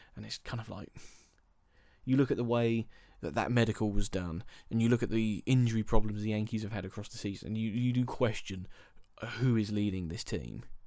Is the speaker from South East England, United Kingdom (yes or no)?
yes; Milton Keynes, South East England, United Kingdom; I am from Milton Keynes